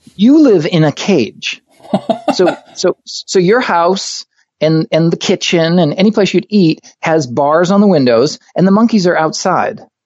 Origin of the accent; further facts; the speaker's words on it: Hooksett, New Hampshire, United States; moved away as an adult; also born or lived in Los Angeles / Maine; I was born, grew up in Hooksett, New Hampshire